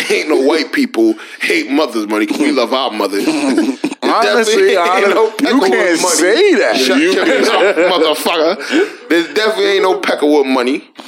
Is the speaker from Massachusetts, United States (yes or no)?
no; Houston, Texas, United States; I'm from Houston too.